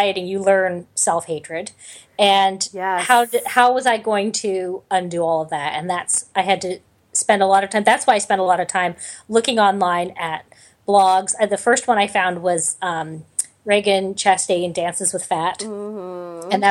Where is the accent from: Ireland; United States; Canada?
Canada; I'm Canadian